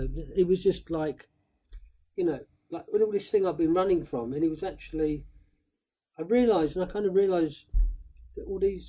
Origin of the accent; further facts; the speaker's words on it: Woking, South East England, United Kingdom; moved away as an adult; also born or lived in London; So, but I loved Woking. I still feel like, because I'd moved around a lot with the mad woman, but Woking, I was there from 10 to 18. Yeah. So I feel like Woking is my hometown.